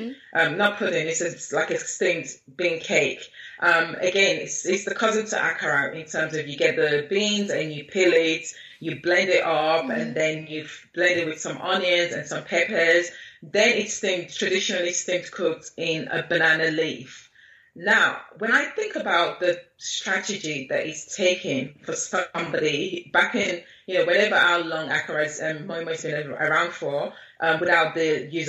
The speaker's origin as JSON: {"language": "English", "country": "Nigeria", "tie": "born or raised there", "also_born_or_lived": "Lagos", "said": "growing up in Nigeria, having lived in Nigeria and having had experiences living in Lagos, which is such a vibrant city"}